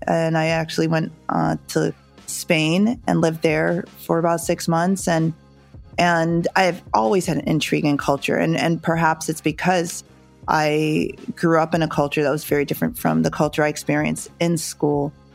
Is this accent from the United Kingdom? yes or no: no; Northeast, United States; also born or lived in Jamaica; we grew up in the suburbs in the Northeast here in the US